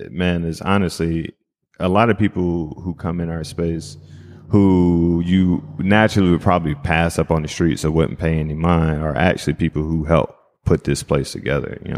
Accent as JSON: {"language": "English", "region": "East Coast", "country": "United States", "said": "And I'm from the East Coast, right? So like we do things very differently."}